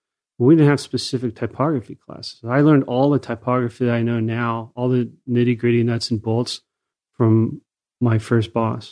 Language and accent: English; Anaheim, California, United States; In Anaheim, California.